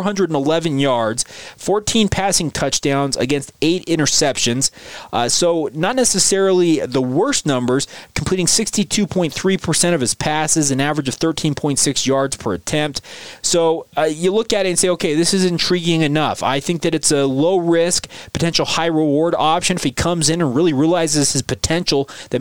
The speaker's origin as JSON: {"language": "English", "town": "Orem", "region": "Utah", "country": "United States", "tie": "born or raised there", "said": "Fea played at Orem High School, and of course, I grew up in Orem, so I have a pretty keen insight on how players in that city have developed."}